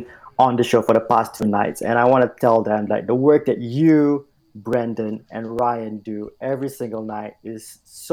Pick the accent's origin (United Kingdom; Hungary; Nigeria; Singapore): Singapore; moved away as an adult; also born or lived in Vancouver, Canada; now in Calgary, Canada; I'm born and bred in Singapore